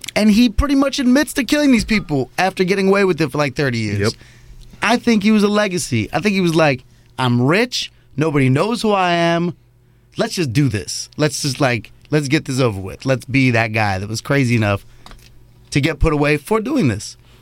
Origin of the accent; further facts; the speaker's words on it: New York City, New York, United States; I'm just a New Yorker